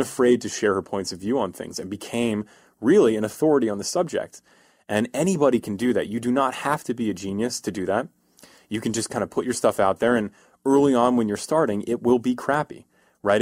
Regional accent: East Coast, United States; moved away as an adult; now in California, United States; I'm from the East Coast, uh, and in the East Coast, we're, we're a miserable people from the East Coast

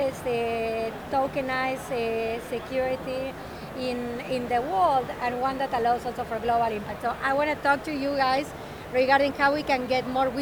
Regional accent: Argentina; now in Miami, United States; I'm from Argentina

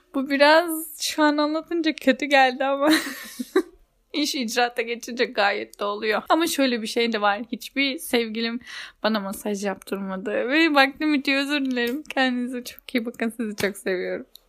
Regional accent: Turkey; bizim Türklerde

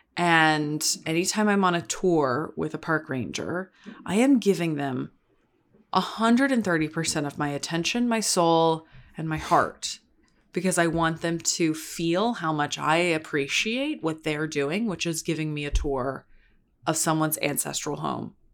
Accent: the South, United States; moved away; I grew up in the South

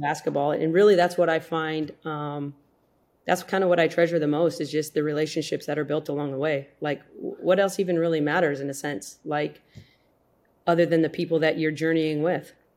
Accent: South Dakota, United States; I grew up in South Dakota

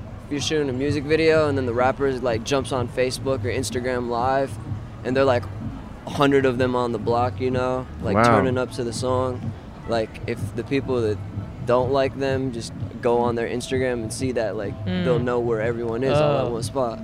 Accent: Grand Rapids, Michigan, United States; now in Detroit, United States; I grew up in Grand Rapids.

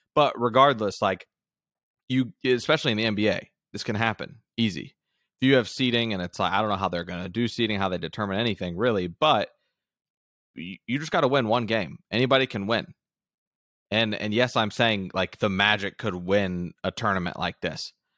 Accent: Central Florida, United States; born and raised in Florida

